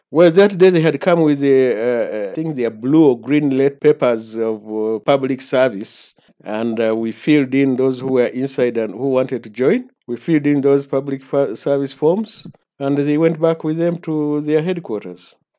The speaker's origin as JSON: {"language": "English", "town": "Masindi", "region": "Western Region", "country": "Uganda", "tie": "born or raised there", "said": "I was born in Masindi Hospital in nineteen forty-four"}